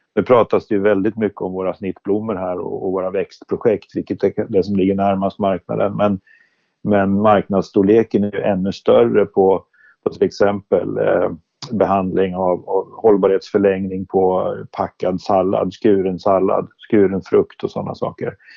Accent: Sörmland, Södermanland, Sweden; Jag är lantbrukarson från Sörmland

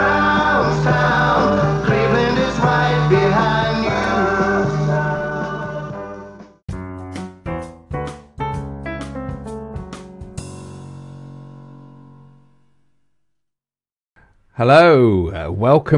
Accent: Redditch, West Midlands, United Kingdom; I come from Redditch

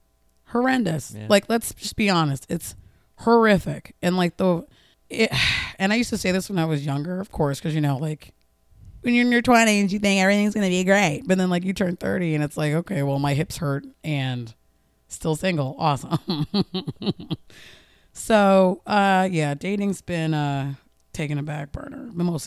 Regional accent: New Jersey, United States; moved away as an adult; now in Baltimore, United States; I'm originally from New Jersey. I moved to Baltimore 4 years ago now.

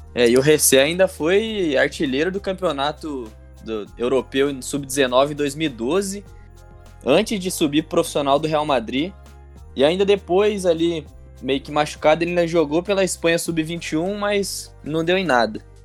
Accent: São Paulo, Brazil; eu sou do estado de São Paulo

